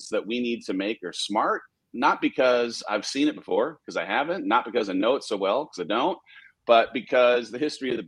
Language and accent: English; Southern California, United States; born or raised there